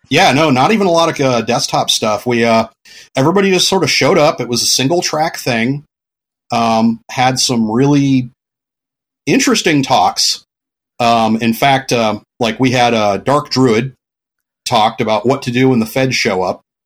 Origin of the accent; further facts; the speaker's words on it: California, United States; moved away as an adult; also born or lived in Florida / Pacific Northwest; when I was a little kid, my parents moved to California. And then I was in California until my early twenties